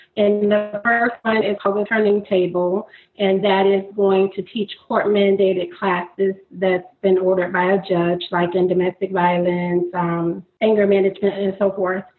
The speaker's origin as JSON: {"language": "English", "region": "Florida", "country": "United States", "tie": "born or raised there", "moved": "as an adult", "lives_now": "Maryland, United States", "said": "I am from Florida, actually born and raised in Florida. I moved to Maryland two and a half years ago"}